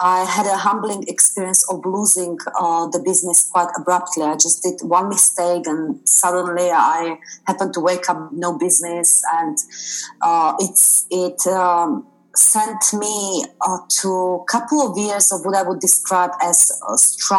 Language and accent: English; Slovakia; moved away as an adult; now in United Kingdom; Originally, I'm from Slovakia